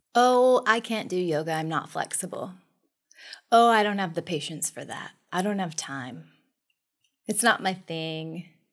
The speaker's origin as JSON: {"language": "English", "town": "Monroe", "region": "Washington", "country": "United States", "said": "I am from Monroe. I'm a country girl"}